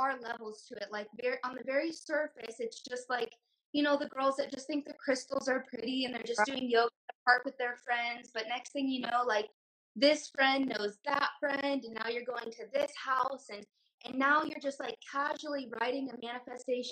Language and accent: English; Indiana, United States; moved away as an adult; also born or lived in Tempe, Arizona; I grew up in Indiana and I moved to Arizona.